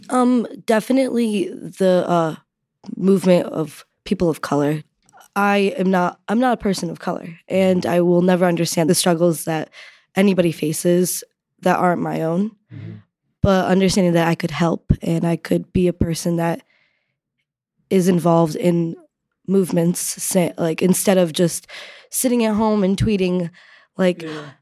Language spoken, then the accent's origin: English; Connecticut, United States; I'm from Connecticut